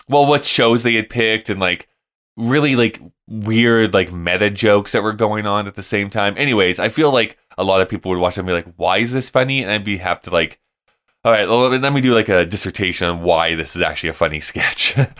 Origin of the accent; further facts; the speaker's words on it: Canada; moved away; as a Canadian